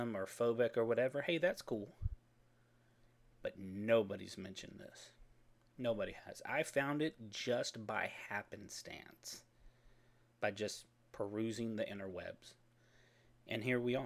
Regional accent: Texas, United States; I'm from Texas.

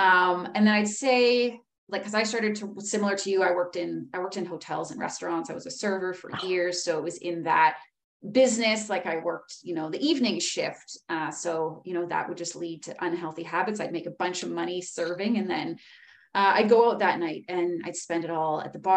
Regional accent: Powell River, British Columbia, Canada; now in Whistler, Canada; I'm from Powell River, British Columbia in Canada. I grew up in a really small town, beautiful town on the west coast of BC.

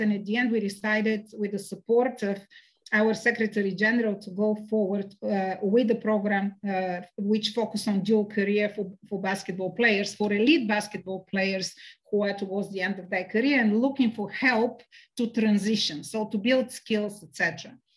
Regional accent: Sofia, Sofia City, Bulgaria; I grew up in Sofia

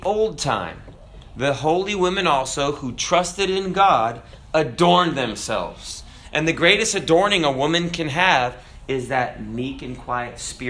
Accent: United States; I'm an American

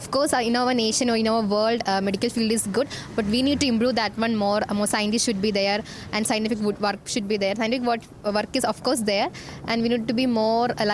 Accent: India; I'm from India

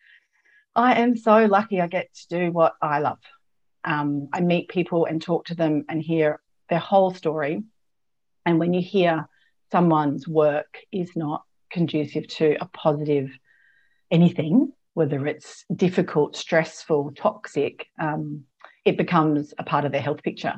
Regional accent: South Australia, Australia; also born or lived in Adelaide / London / Canada; I'm South Australian born. I was back in Adelaide, and I'd left by 21. So I was off traveling by 21. So in a couple of years out of school. So I didn't, and I'd grown up in a country town

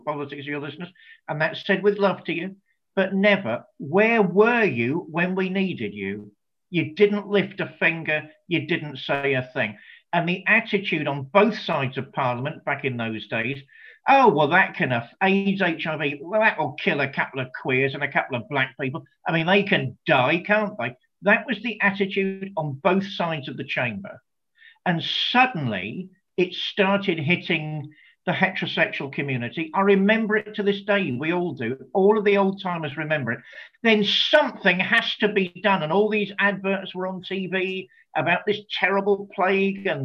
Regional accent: United Kingdom; us being British.

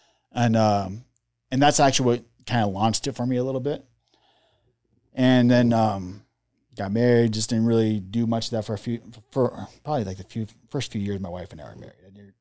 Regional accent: Seattle, Washington, United States; he retired in 95 Seattle area. So that's why I come from Seattle.

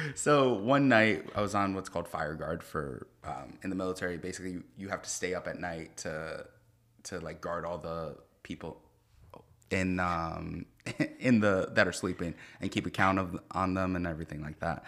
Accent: Lodi, New Jersey, United States; moved away as an adult; I grew up in Lodi, New Jersey

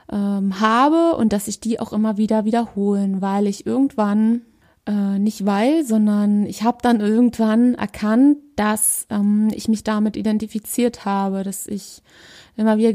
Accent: Berlin, Germany; ich bin 32, ich komme aus Berlin und ich bin ganzheitlicher Coach.

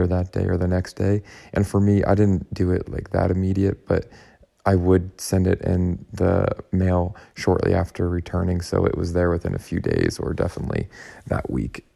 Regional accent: Pittsburgh, Pennsylvania, United States; I'm from Pittsburgh

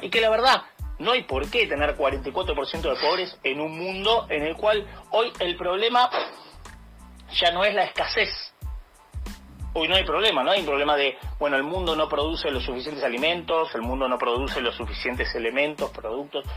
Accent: Argentina; como argentinos

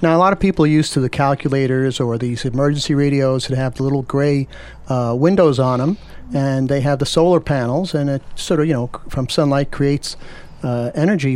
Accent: Red Hook, New York, United States; I'm from the Red Hook

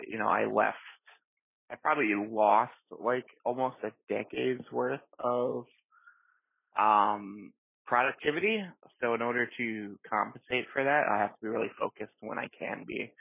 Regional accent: Chicago, Illinois, United States; I am born and raised in South Chicago

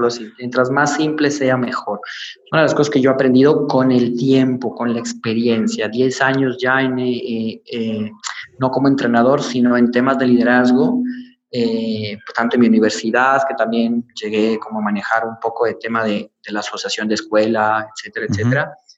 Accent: Ecuador; como decimos en mi país, Ecuador

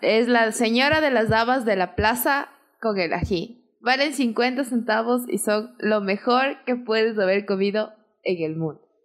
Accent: Atuntaqui, Imbabura, Ecuador; todo el mundo sabe que no soy ibarreña, que siempre digo que soy de Tuntaki

